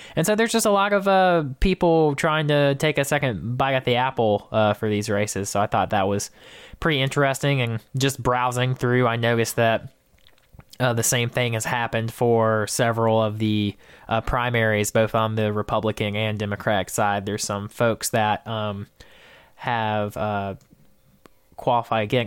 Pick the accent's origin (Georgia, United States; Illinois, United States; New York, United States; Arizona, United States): Georgia, United States; my hometown rep of Jason Spencer